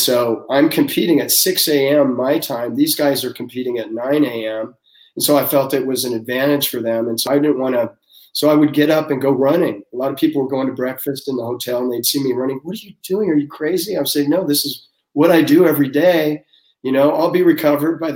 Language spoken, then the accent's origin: English; Seattle, Washington, United States; I'm from Seattle, and I was working at a rent-a-car place when I was going to college